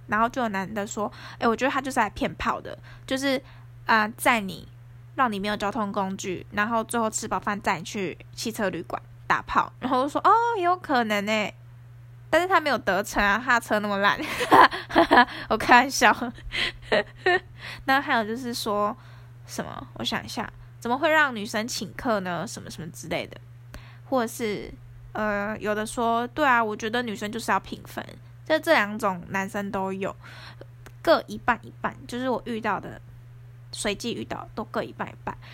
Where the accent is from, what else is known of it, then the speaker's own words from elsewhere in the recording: Taoyuan, Taiwan; 因为我是桃园人，然后我住在市区附近